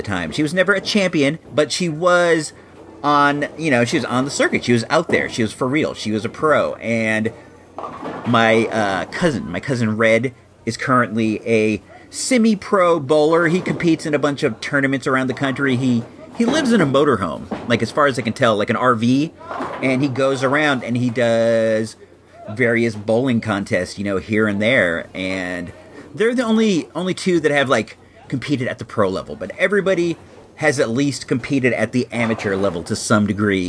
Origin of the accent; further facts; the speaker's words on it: Chicago, Illinois, United States; moved away; originally we hail from Chicago and the Chicago area